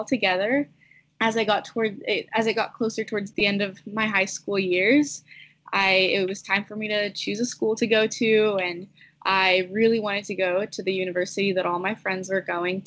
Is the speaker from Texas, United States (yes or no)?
yes; Houston, Texas, United States; now in Dallas, United States; I am currently living in Dallas. I grew up in Houston